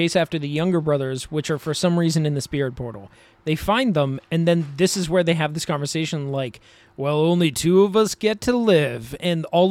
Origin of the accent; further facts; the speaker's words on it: United States; as an American